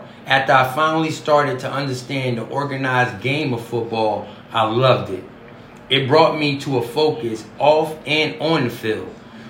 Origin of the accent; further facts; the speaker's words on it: the South, United States; Growing up in the South gave me access to plenty of open spaces and plenty of tools and material to use those tools on.